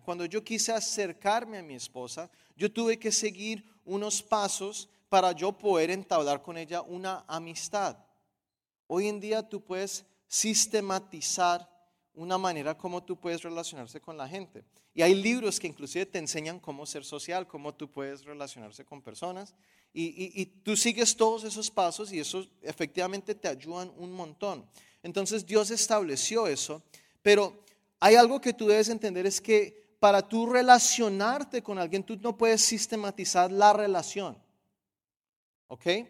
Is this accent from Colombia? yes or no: yes; Colombia